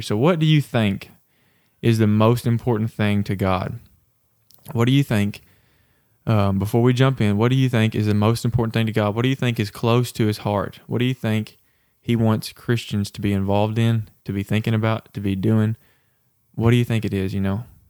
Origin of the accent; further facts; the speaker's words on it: the Bible Belt, United States; growing up in the Bible Belt